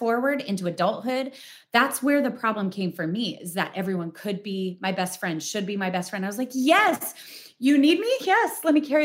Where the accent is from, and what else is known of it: Spokane, Washington, United States; born or raised there; moved away